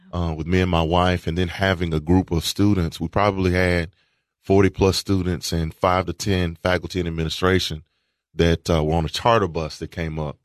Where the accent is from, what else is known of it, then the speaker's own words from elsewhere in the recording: Walter Hill, Tennessee, United States; also born or lived in Murfreesboro; I went to Murfreesboro schools, but I grew up in Walter Hill, which is outside of Murfreesboro.